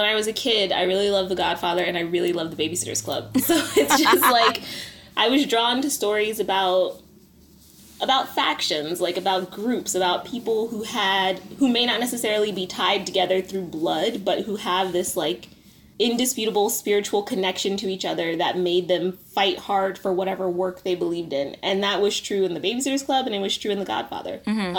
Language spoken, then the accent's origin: English; Philadelphia, Pennsylvania, United States; I am a Black woman. I am from Philly.